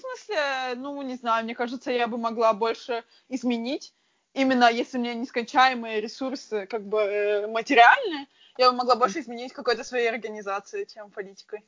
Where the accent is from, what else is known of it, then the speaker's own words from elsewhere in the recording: Frankfurt, Hesse, Germany; В Германии всегда жила